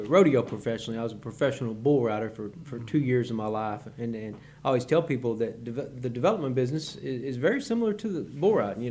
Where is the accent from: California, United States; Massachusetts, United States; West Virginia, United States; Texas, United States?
Texas, United States; Marlin; moved away as an adult; now in Conroe, United States; I grew up in Marlin, Texas, originally around Waco, Central Texas